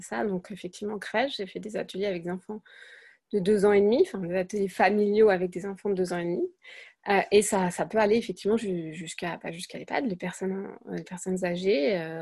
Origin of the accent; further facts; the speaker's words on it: France; moved away as an adult; also born or lived in Germany; now in Siegburg, Germany; je suis française. J'habite en Allemagne depuis bien longtemps, 13 ans à peu près